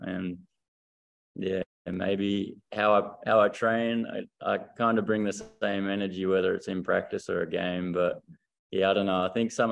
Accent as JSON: {"language": "English", "region": "regional Victoria", "country": "Australia", "said": "We're not from Vic Metro"}